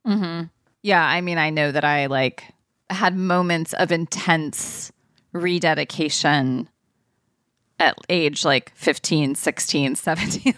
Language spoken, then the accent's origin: English; Ohio, United States; also born or lived in California; When we moved from California to Ohio eventually, and then we stayed there until I was, like, done with high school.